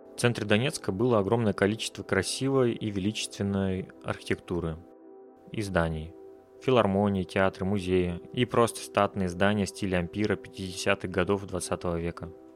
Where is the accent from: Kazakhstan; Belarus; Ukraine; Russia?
Russia; born or raised there; moved away as an adult; now in Riga, Latvia